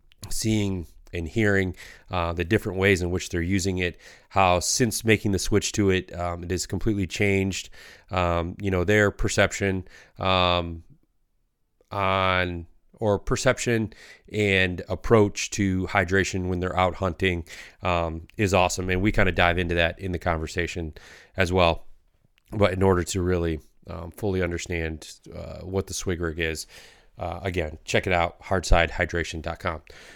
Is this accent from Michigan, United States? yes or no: yes; Michigan, United States; No, yeah. We're from Michigan.